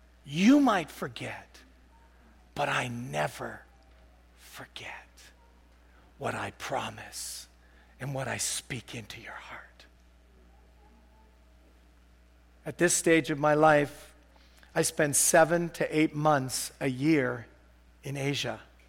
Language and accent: English; Canada; I said, I'm a pastor from Canada. I saw this in a vision this morning.